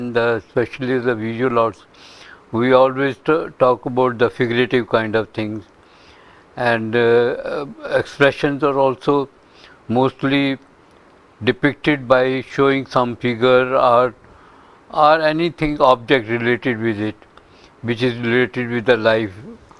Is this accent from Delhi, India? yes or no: yes; Delhi, India; now in United States; Yes, I'm from India. {S0} Yes. {S1} And from Delhi itself. And I worked there for a number of years.